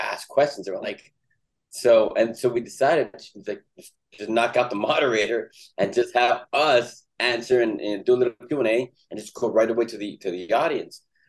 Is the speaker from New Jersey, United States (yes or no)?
no; Los Angeles, California, United States; I was born and raised in Los Angeles. I grew up in East LA.